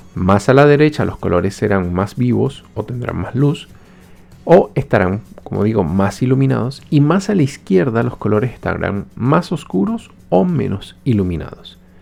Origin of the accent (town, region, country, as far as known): Venezuela; moved away